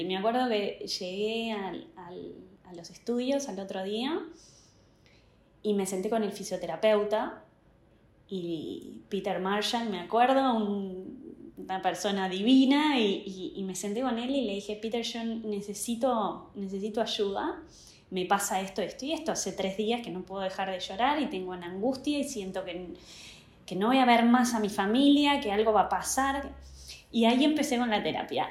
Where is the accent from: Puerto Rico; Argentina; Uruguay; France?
Uruguay; also born or lived in United States; soy uruguaya, tengo casi 43 años.